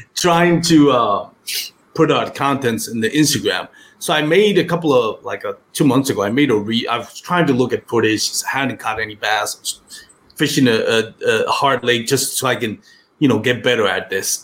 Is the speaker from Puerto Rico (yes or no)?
yes; Puerto Rico; first language Spanish; English is a second language; moved away as an adult; Grew up in Puerto Rico, lived there for most of my life